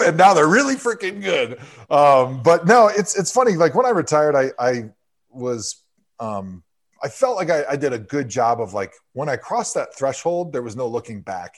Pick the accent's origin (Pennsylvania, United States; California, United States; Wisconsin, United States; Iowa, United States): Wisconsin, United States; moved away as an adult; also born or lived in Cleveland; I was born in eighty-four and I grew up in Wisconsin